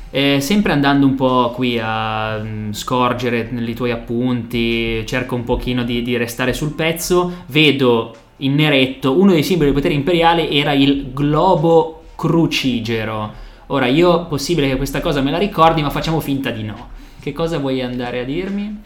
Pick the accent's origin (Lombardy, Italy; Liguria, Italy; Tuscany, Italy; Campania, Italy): Liguria, Italy; Genoa; siamo genovesi, magari qualcuno avrà già intercettato l'accento